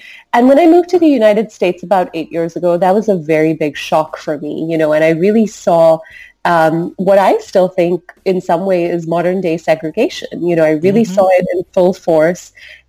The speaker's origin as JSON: {"language": "English", "country": "Singapore", "tie": "born or raised there", "said": "So growing up in Singapore, I just grew up with people of all different nationalities, all different cultures, all different religions."}